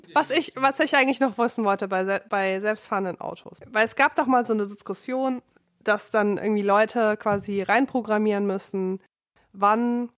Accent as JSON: {"language": "German", "region": "Rhineland", "country": "Germany", "moved": "yes", "lives_now": "Berlin, Germany", "said": "mich als Rheinländerin"}